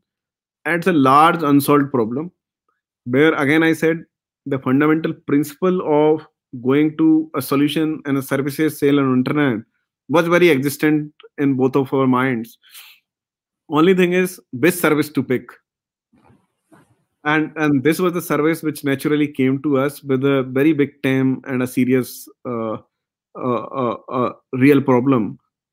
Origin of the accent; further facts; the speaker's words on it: India; now in Bangalore, India; We as an Indian